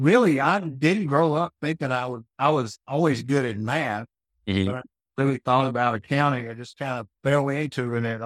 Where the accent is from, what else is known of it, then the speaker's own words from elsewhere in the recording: North Mississippi, United States; also born or lived in Houston; I grew up in North Mississippi at a kind of a rural setting